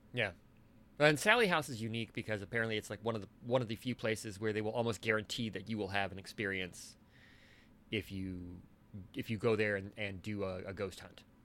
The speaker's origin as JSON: {"language": "English", "region": "Michigan", "country": "United States", "tie": "born or raised there", "said": "I spent most of my life growing up in Michigan"}